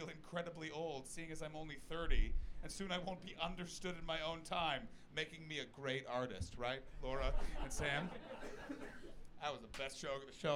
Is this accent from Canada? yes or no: yes; Canada; moved away as an adult; now in United Kingdom; my home country, Canada.